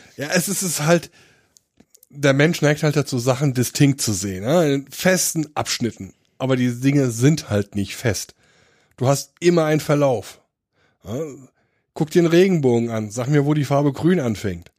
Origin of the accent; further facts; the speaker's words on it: Dillenburg, Hesse, Germany; also born or lived in Donsbach; ich komme aus Dillenburg